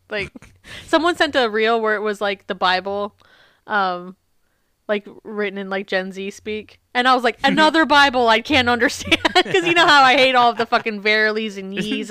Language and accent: English; Isle of Man; born there; I wasn't born on the Isle of Boy, I was born on the Isle of Man.